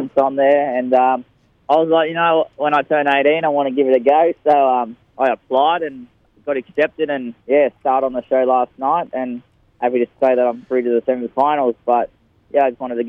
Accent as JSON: {"language": "English", "town": "Boggabri", "region": "New South Wales", "country": "Australia", "tie": "born or raised there", "also_born_or_lived": "Queensland", "said": "I moved here from Queensland just for family, and I've ever been to Boggabri ever since"}